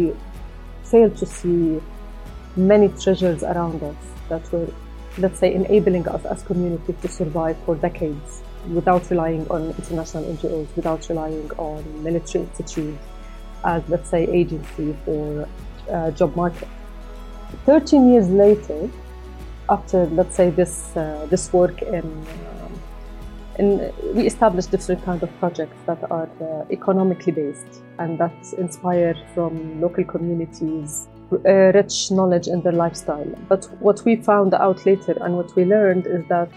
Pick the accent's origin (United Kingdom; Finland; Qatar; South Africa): Qatar; Doha; moved away as an adult; now in Jordan; I was born and raised outside my country. I was born and raised in Doha, Qatar